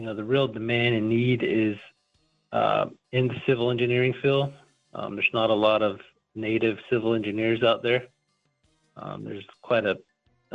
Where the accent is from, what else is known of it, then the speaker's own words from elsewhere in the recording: United States; I grew up on the Navajo Reservation